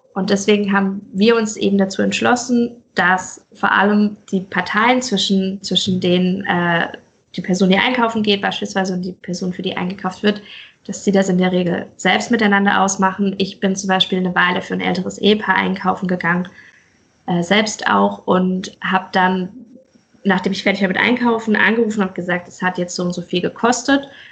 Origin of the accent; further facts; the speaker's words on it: Pforzheim, Baden-Württemberg, Germany; moved away as an adult; now in Mainz, Germany; ich komme ursprünglich aus Pforzheim, genau, und bin Pforzheim. Ah. vor sechs Jahren nach Mainz gezogen